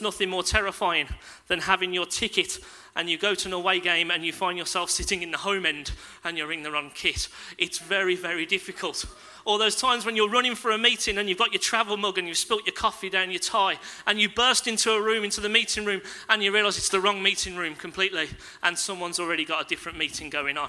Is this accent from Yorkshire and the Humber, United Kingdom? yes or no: no; Castle Bromwich, West Midlands, United Kingdom; I grew up in Castle Bromwich